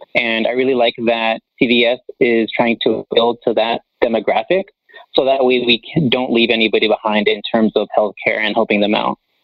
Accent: Las Vegas, Nevada, United States; I was born and raised here in Las Vegas

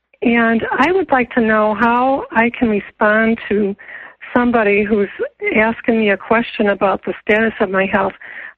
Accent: Michigan, United States; I'm from Michigan.

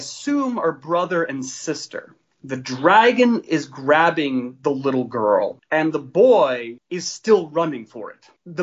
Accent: Story City, Iowa, United States; I grew up in Story City, Iowa, which is a small town of about 3,000 people

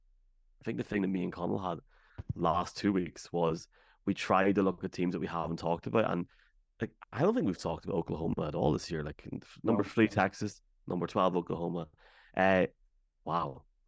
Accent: London, United Kingdom; That just shows you how wicked I am from London.

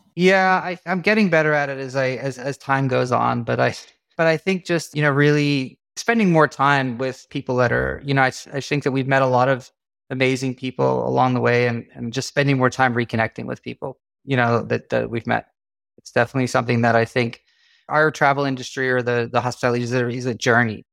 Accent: South Africa; moved away; we grew up in South Africa

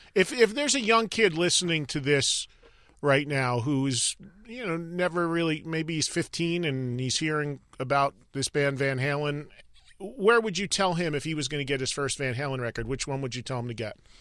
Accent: New Jersey, United States; my home state representing here while I'm on the West Coast

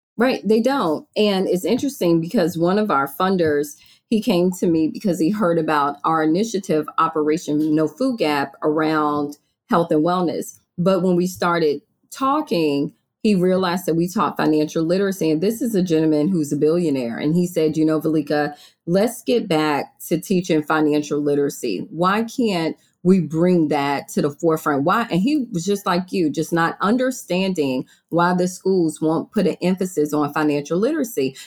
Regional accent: Virginia, United States; also born or lived in Maryland; now in Florida, United States; I moved to Florida from Maryland, I'm from Virginia

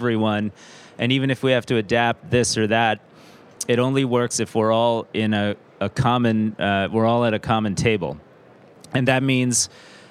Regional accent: United States; I'm an American

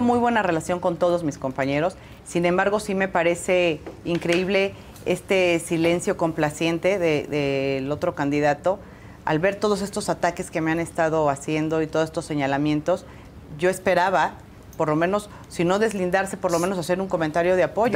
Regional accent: Oaxaca, Mexico; Yo soy de Oaxaca

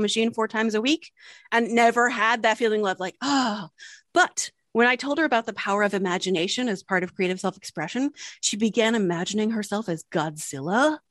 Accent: Delaware, United States; we were born and raised in Delaware

